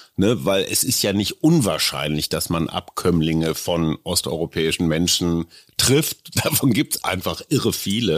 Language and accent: German; Münster, North Rhine-Westphalia, Germany; also born or lived in Lower Saxony; now in Berlin, Germany; ich bin in Münster aufgewachsen, die Wurzeln sind in Niedersachsen, ich lebe seit einem Vierteljahrhundert in Berlin.